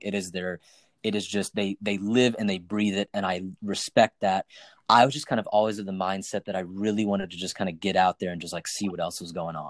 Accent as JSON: {"language": "English", "town": "Knoxville", "region": "Tennessee", "country": "United States", "tie": "born or raised there", "also_born_or_lived": "Nashville, Tennessee / New York", "moved": "as an adult", "said": "I grew up in Knoxville, Tennessee"}